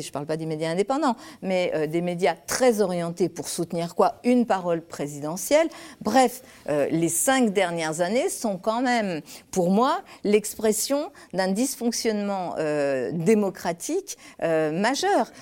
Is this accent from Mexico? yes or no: no; Lyon, Auvergne-Rhône-Alpes, France; also born or lived in Spain; je suis née en Espagne, je viens d'un milieu ouvrier, euh, j'ai grandi à Lyon, dans une cité